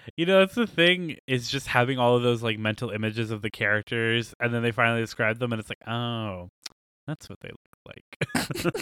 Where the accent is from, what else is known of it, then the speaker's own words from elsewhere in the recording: United States; we're all American here.